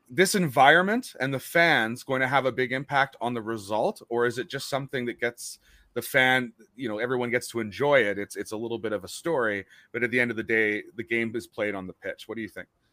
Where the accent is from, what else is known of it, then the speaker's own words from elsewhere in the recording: Winnipeg, Manitoba, Canada; I'm from Winnipeg